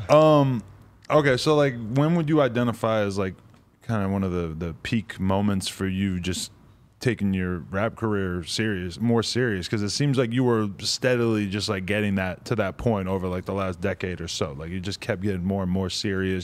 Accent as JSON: {"language": "English", "region": "New Hampshire", "country": "United States"}